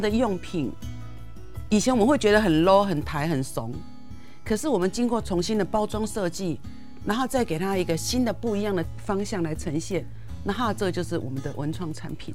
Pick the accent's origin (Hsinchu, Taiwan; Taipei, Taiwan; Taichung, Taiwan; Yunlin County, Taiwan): Taipei, Taiwan; 我是台北人嘛， 我是迪化街那， 那， 那边， 我妈妈是迪，迪化街那边人